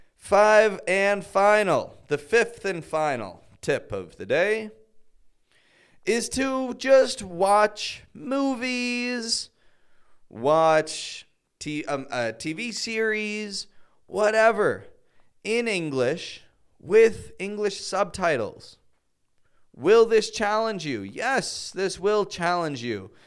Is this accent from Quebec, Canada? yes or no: no; Toronto, Ontario, Canada; now in Mexico; I'm from Toronto, from Canada